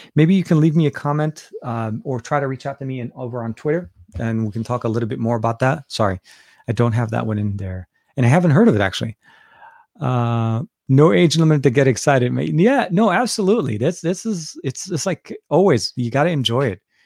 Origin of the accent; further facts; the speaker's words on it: Beirut, Beirut Governorate, Lebanon; now in United States; I'm, was born in Lebanon, born and raised in Beirut, Lebanon